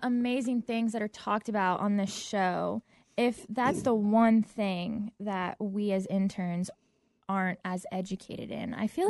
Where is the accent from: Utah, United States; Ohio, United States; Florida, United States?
Florida, United States; West Palm Beach; moved away; I am from West Palm Beach, Florida. It is an hour north of Miami, so way, way down there.